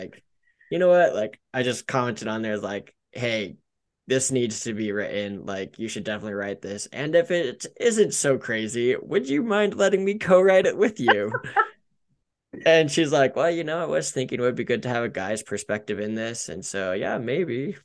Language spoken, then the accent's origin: English; Denver, Colorado, United States; I love living in Colorado. I grew up in Denver, one of the few natives that I know